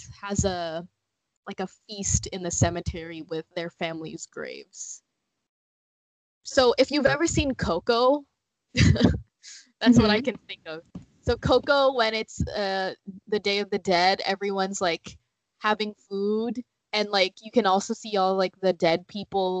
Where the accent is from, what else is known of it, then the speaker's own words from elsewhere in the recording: Philippines; a Filipino girl, the Philippines, where I'm from, is very Catholic